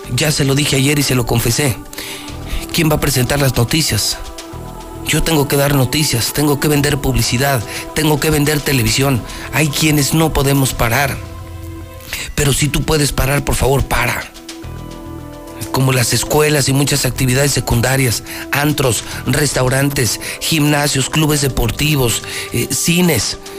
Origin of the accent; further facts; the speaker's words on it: Mexico; Por eso somos mexicanos